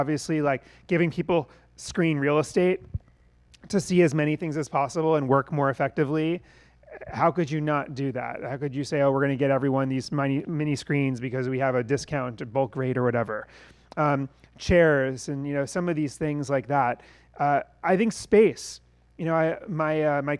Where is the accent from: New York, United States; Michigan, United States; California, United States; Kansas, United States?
New York, United States; we're from New York